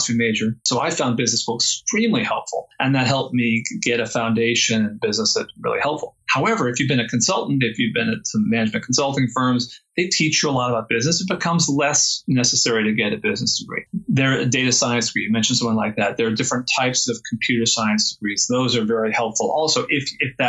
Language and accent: English; San Francisco Bay Area, California, United States; I'm from the San Francisco Bay Area